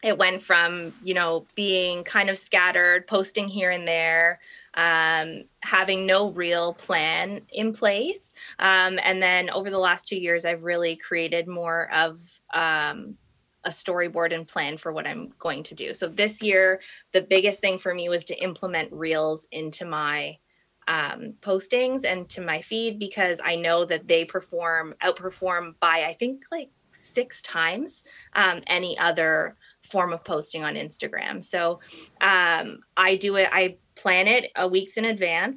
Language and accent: English; Toronto, Ontario, Canada; Grew up, born and raised in Toronto, married with kids now, live in the East End of Toronto